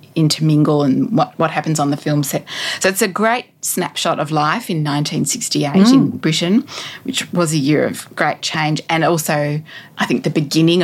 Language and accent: English; Australia; for me as an Australian woman